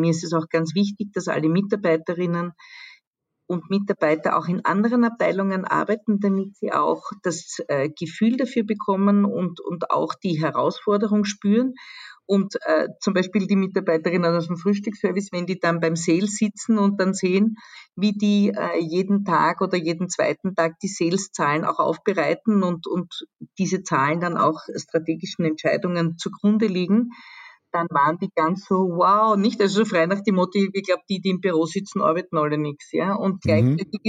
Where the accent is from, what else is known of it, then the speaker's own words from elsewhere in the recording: Vienna, Austria; ich war aus Wien